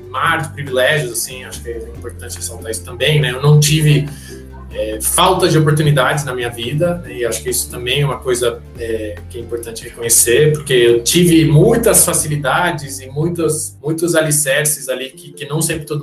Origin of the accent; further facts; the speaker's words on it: Panama; now in Brazil; Eu sou do Panamá, sou panamenho, minha mãe é panamenha, meu pai é panamenho, não sou